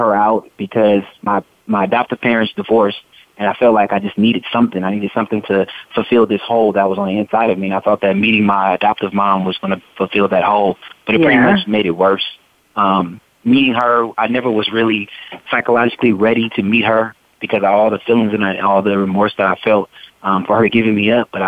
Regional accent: Oakland, California, United States; Being from the Bay Area, born and raised in Oakland, California

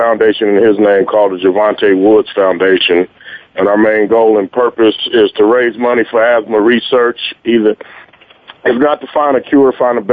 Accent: Fresno, California, United States; moved away as an adult; also born or lived in Las Vegas, Nevada; I'm originally from Fresno, California, born and raised in Fresno, California

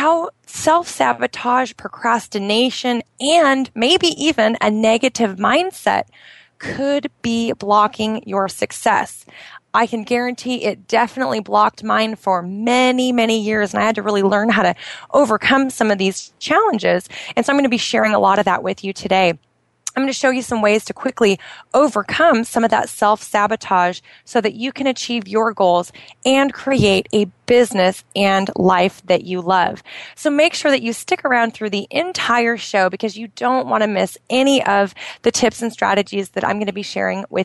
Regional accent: outside of Portland, Oregon, United States; moved away as an adult; now in Bahrain; my hometown outside of Portland, Oregon

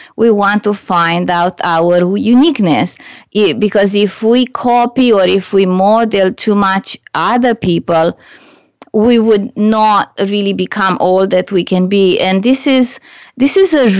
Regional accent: Romania; English is a second language; moved away as an adult; now in Canada; when I was back home in Romania

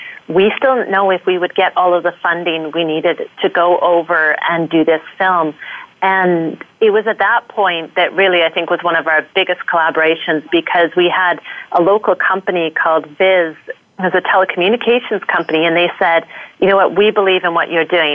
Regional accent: Canada; as a Canadian

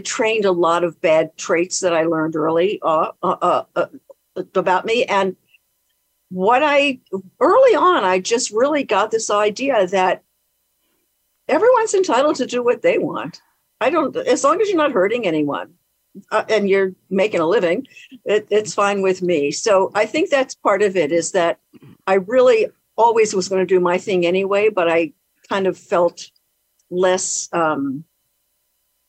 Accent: Baltimore, Maryland, United States; moved away as an adult; now in San Francisco, United States; I came from Baltimore, Maryland, and everyone kind of lived like two blocks from their mom

